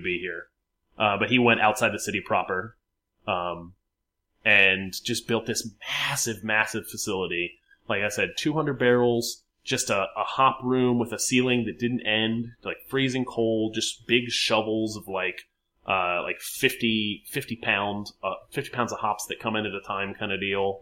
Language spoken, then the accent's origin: English; Richmond, Virginia, United States